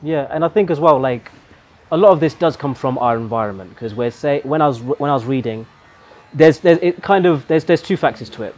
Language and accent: English; Meru, Meru County, Kenya; we're both from Meru